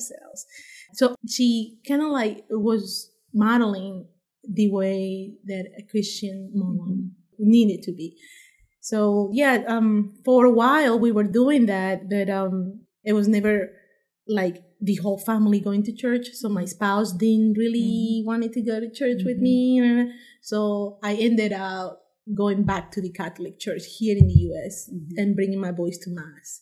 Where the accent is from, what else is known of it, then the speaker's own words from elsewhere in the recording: Panama; moved away as an adult; also born or lived in Washington, D.C., United States; now in Harrisonburg, United States; I'm from Panama